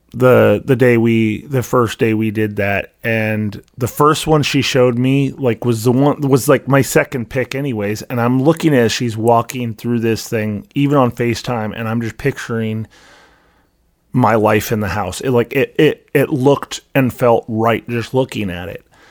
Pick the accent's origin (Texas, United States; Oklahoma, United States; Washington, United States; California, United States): Washington, United States; Vancouver; moved away as an adult; also born or lived in Seattle, Washington / Missouri; now in Iowa, United States; I lived for thirty-some-odd years in Vancouver, Washington. I don't remember anything other than Vancouver, Washington. Um, you know, I was five, maybe six when we moved there